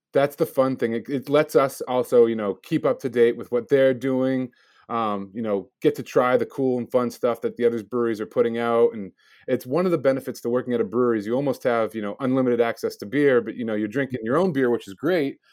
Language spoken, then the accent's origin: English; Milford, United States; born and raised in Milford, although I traveled around the country a bit, but I, I ended up graduating from Milford High School